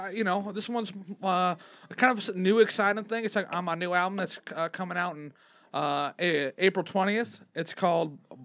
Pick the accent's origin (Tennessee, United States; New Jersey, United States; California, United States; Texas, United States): Tennessee, United States; Nashville; I'm from Nashville. I can't relate.